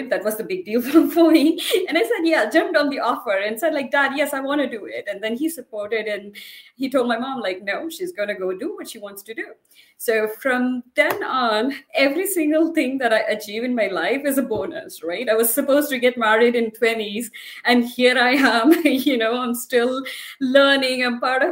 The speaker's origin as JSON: {"language": "English", "country": "India", "tie": "born or raised there", "moved": "as an adult", "said": "I come from India. It's still a developing country, as many people say. I never felt my gender growing up there"}